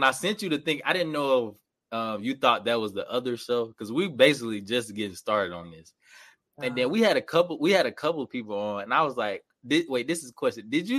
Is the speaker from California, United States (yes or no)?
no; Atlanta, Georgia, United States; moved away as an adult; I'm from Atlanta, right?